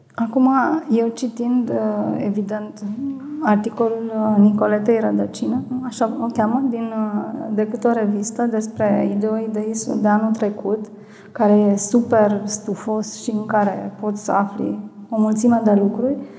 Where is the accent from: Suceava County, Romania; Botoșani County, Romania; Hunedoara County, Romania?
Botoșani County, Romania; Botoșani; sunt din Botoșani